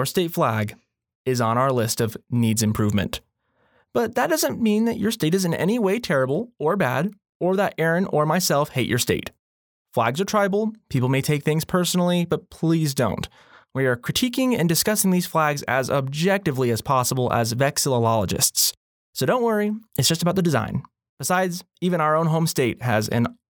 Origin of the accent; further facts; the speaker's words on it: Alaska, United States; I grew up in Alaska